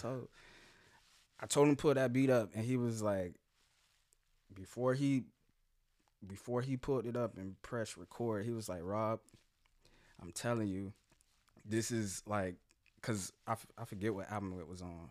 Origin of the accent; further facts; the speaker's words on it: Jacksonville, Florida, United States; I'm from here, man. I'm a native, Jacksonville